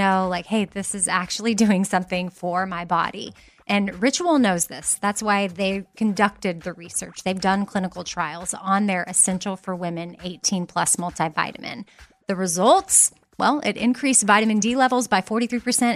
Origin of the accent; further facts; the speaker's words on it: Texas, United States; I'm from Texas